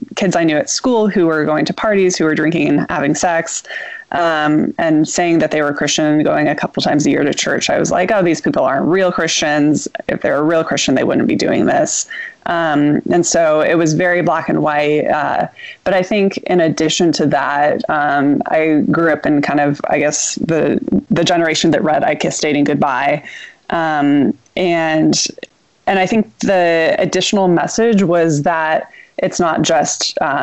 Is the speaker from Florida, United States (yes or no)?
no; Southern California, United States; moved away as an adult; also born or lived in New York City; I grew up in Southern California, what I consider sort of an idyllic childhood in the suburbs